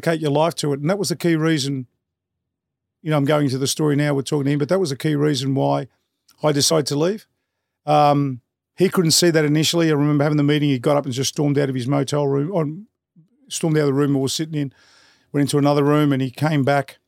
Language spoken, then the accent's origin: English; Melbourne, Victoria, Australia; growing up in Brunswick, it was an area where respect was earned